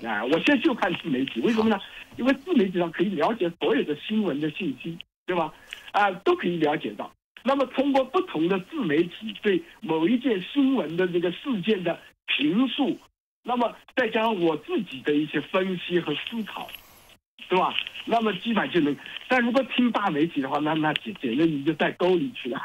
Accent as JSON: {"language": "Chinese", "country": "China", "tie": "born or raised there", "moved": "as an adult", "said": "我是出生在大陆，然后呢，呃，也经历过文革，呃，然后呢，也参加过七七年的高考，然后，呃，总算是，也上山下乡过，哎呀，但总算运气好，啊，考上了七七级，那么后来呢又出国"}